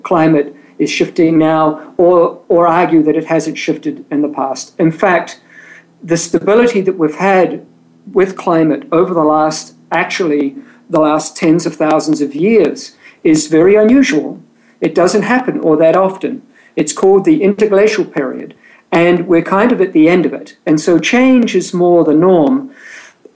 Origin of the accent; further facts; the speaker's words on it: New Zealand; moved away as an adult; also born or lived in England; now in San Diego, United States; I was born and raised in New Zealand